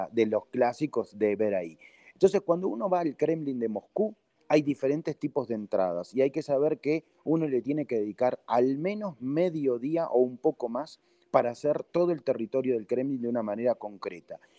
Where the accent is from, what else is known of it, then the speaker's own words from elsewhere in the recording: Uruguay; yo digo que soy de Uruguay